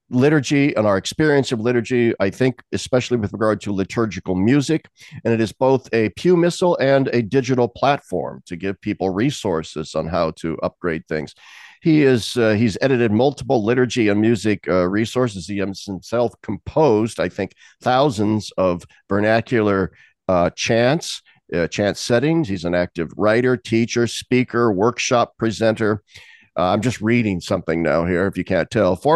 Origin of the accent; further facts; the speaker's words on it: diocese of Lincoln, Nebraska, United States; my hometown diocese of Lincoln, Nebraska.